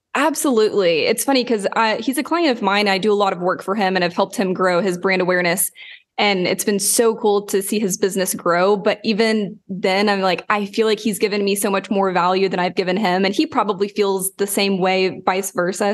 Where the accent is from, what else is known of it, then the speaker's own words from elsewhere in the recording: Lawton, Oklahoma, United States; moved away; I grew up in Lawton, Oklahoma